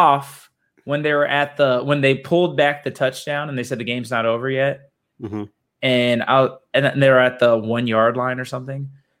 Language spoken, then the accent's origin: English; Arizona, United States; But I've been a Rogue Cardinals fan because I grew up in Arizona.